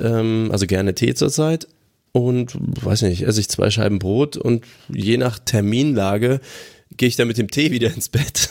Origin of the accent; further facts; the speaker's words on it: Aachen, North Rhine-Westphalia, Germany; Das Schwimmbad meiner Jugend in Aachen-Brand.